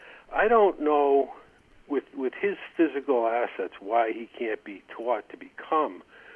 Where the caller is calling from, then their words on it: Albany, New York, United States; Hi, John. This is … in Albany.